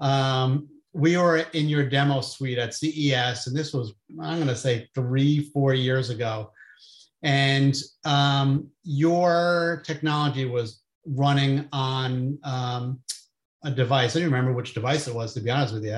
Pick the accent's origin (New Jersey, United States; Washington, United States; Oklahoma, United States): New Jersey, United States; I'm from New Jersey